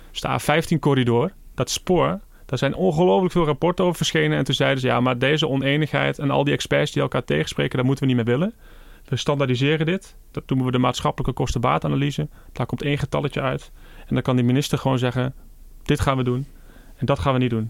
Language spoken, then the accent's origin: Dutch; Achterhoek, Gelderland, Netherlands; ik kom zelf uit de Achterhoek